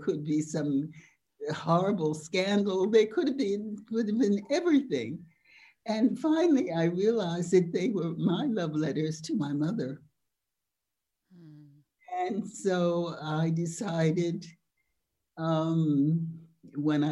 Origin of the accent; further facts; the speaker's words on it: United States; now in France; I was an American, a Yankee